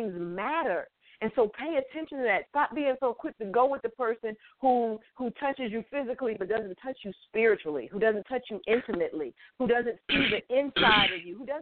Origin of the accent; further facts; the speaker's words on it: Connecticut, United States; I'm from Connecticut